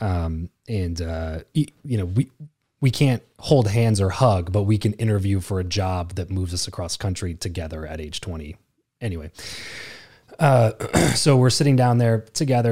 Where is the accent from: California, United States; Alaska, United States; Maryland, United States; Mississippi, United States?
California, United States; Lancaster; moved away as an adult; the first time in my life that I lived anywhere but Lancaster.